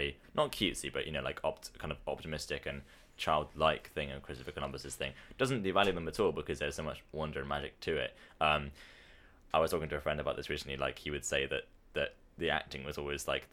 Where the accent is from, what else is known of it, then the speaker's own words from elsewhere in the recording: United Kingdom; us as British guys